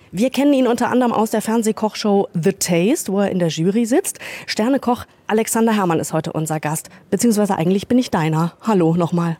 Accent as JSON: {"language": "German", "region": "Northern Germany", "country": "Germany", "moved": "yes", "said": "ich komme ja ursprünglich aus Norddeutschland, ich sage Frikadelle"}